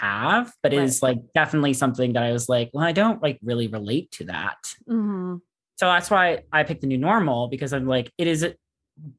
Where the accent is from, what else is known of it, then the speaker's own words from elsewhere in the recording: Los Angeles, California, United States; I'm from Los Angeles, California